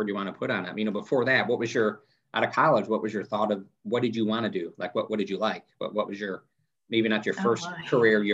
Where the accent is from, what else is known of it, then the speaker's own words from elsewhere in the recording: Fort Wayne, Indiana, United States; moved away as an adult; now in Van Wert, United States; I grew up in Fort Wayne